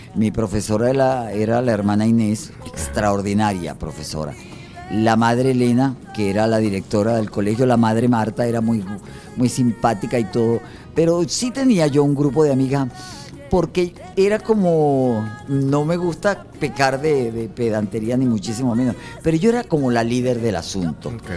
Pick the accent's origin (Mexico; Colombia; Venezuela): Venezuela; Caracas, Capital District; also born or lived in Los Palos Grandes; yo pasé hasta los 21 años estuve yo eh, viviendo en la parroquia San José